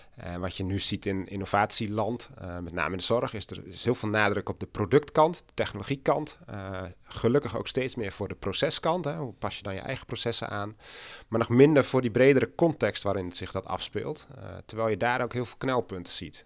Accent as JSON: {"language": "Dutch", "town": "Oudega", "region": "Friesland", "country": "Netherlands", "tie": "born or raised there", "also_born_or_lived": "Enschede", "moved": "as an adult", "said": "ik ben ook geboren en getogen in Friesland."}